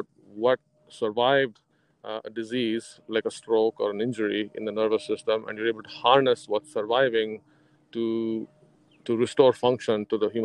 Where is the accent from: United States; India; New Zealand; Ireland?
India; moved away; I was actually in growing up in India after high school